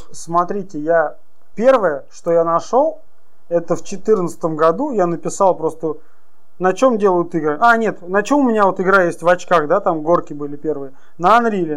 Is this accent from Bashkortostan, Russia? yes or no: yes; Ufa, Bashkortostan, Russia; now in Yekaterinburg, Russia; Я сам из Уфы, а компания в Екатеринбурге, я постоянно там нахожусь